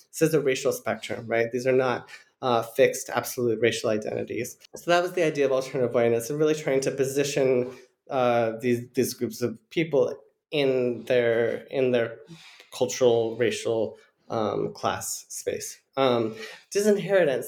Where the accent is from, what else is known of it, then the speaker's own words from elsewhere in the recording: United States; I'm a white American